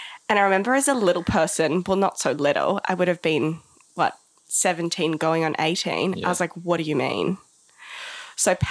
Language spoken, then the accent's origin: English; Johannesburg, Gauteng, South Africa; now in Gisborne, New Zealand; I grew up in South Africa in Johannesburg in the 90s post-apartheid.